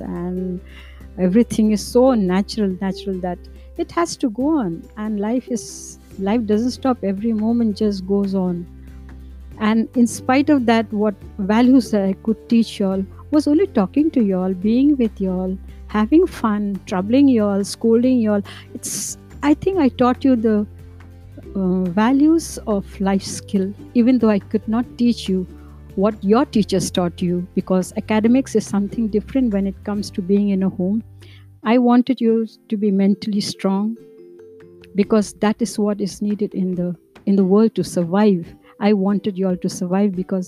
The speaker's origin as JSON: {"language": "English", "town": "Shillong", "region": "Meghalaya", "country": "India", "tie": "born or raised there", "moved": "as an adult", "lives_now": "Karnataka, India", "said": "I was born in Shillong"}